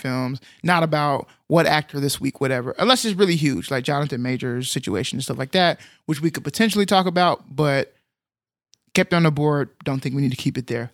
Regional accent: United States; I'm American.

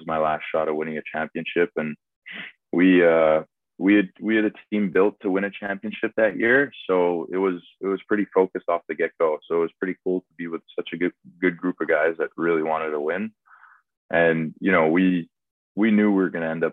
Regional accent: Montreal, Quebec, Canada; I kind of grew up around the English area of Montreal

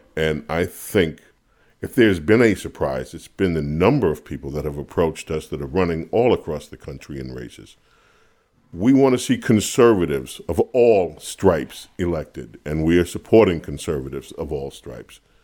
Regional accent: New York City, New York, United States; When I grew up in Queens, New York

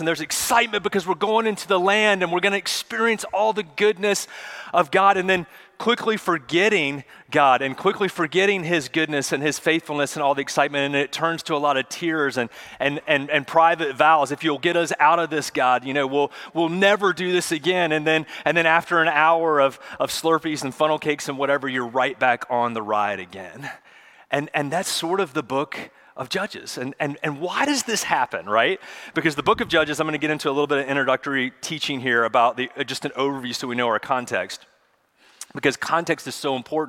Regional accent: Charlotte, North Carolina, United States; When I was a kid, I grew up in Charlotte

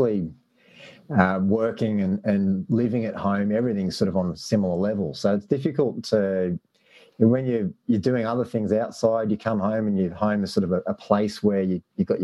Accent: Sydney, New South Wales, Australia; now in Melbourne, Australia; I'm from Sydney originally

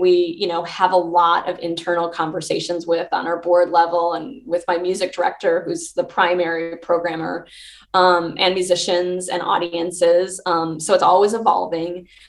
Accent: Chicago, Illinois, United States; born or raised there; moved away as an adult

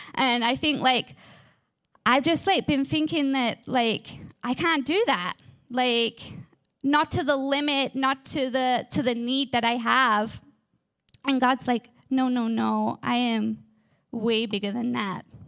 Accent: England, United Kingdom; I am from England. I have this amazing, beautiful accent, and in England, we love our gardens.

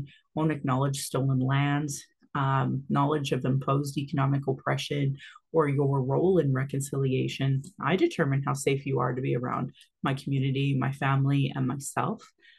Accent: Calgary, Alberta, Canada; I was born in Calgary, or in Blackfoot, Mokinstis … that has afforded me privilege in an English colonial world. My mother is Northern Slavey Dene, or Satu Dene

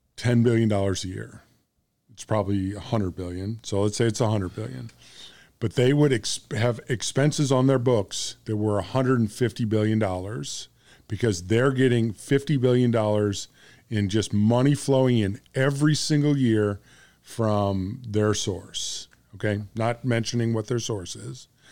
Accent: United States; I'm American

